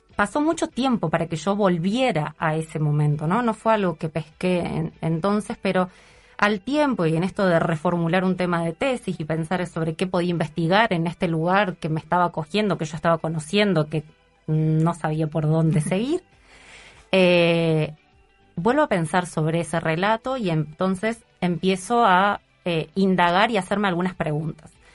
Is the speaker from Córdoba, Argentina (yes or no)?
yes; Córdoba, Argentina; moved away as an adult; now in Uruguay; que soy cordobesa